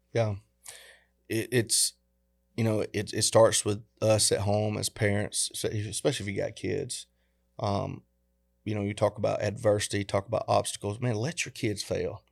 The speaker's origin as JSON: {"language": "English", "region": "the South", "country": "United States", "tie": "born or raised there", "said": "we grew up in the South"}